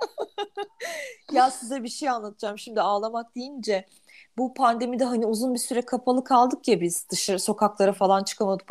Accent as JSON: {"language": "Turkish", "country": "Germany", "tie": "born or raised there", "moved": "yes", "said": "Almanya'da doğdum, büyüdüm"}